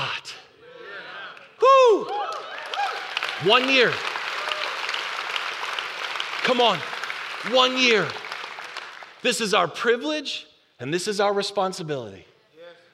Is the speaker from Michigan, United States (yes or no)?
no; Buffalo, New York, United States; now in North Texas, United States; I'm from Buffalo.